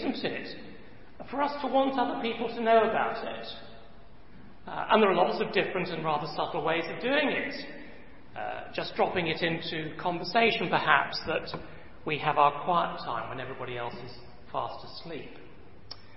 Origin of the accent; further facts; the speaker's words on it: England, United Kingdom; me and my fellow countrymen